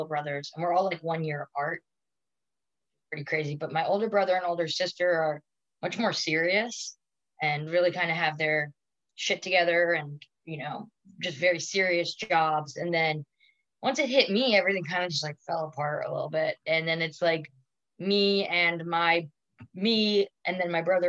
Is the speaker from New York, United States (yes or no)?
yes; Long Island, New York, United States; also born or lived in Manhattan, New York; I was born in Manhattan. And then we moved out to Long Island when I was like 5 or something